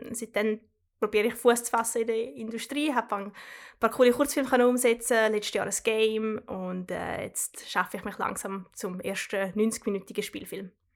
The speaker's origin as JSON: {"language": "German", "area": "Trübbach", "region": "St. Gallen", "country": "Switzerland", "tie": "born or raised there", "moved": "as an adult", "lives_now": "London, United Kingdom", "said": "ich bin äh, in Trebach in der Schweiz aufgewachsen, Kanton St. Gallen, äh, wie man es vielleicht gehört"}